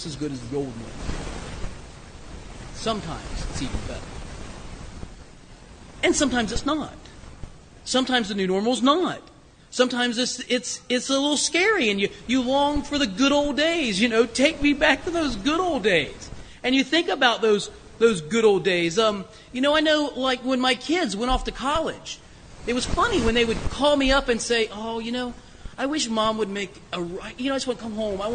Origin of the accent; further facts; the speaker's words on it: Springfield, Ohio, United States; moved away as an adult; also born or lived in Kentucky / Canton, Ohio / Circleville, Ohio; now in Hudson, United States; We, of course, still have many friends and family in Springfield, Ohio, down near Dayton